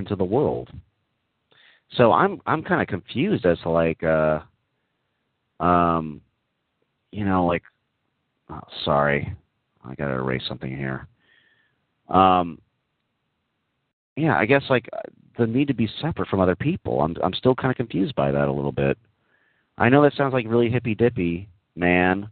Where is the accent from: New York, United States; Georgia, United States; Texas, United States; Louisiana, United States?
Texas, United States; moved away; Yeah, I grew up in Texas. I did grow up in Texas